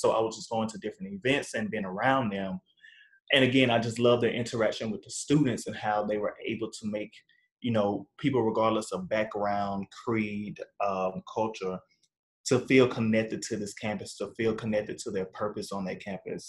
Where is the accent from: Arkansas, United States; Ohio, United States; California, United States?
Arkansas, United States; now in Northbrook, United States; I'm originally from Arkansas, born and raised